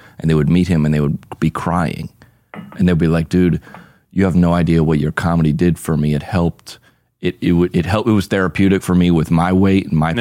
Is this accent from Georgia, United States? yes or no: yes; Atlanta, Georgia, United States; I grew up in Atlanta, Georgia